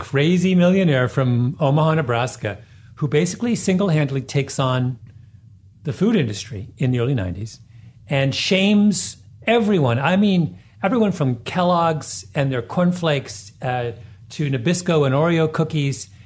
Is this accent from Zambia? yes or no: no; Canada; moved away as an adult; also born or lived in Washington, D.C.; when I was growing up in Canada